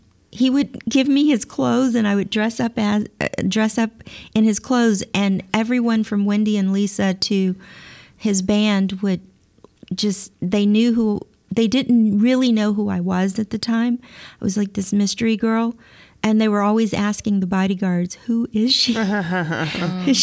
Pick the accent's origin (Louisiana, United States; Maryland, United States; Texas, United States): Louisiana, United States; Baton Rouge; Baton Rouge, where I'm from